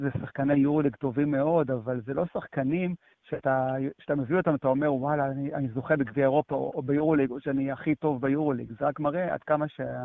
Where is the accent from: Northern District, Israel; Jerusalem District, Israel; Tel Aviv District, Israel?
Jerusalem District, Israel; Jerusalem; אני כירושלמי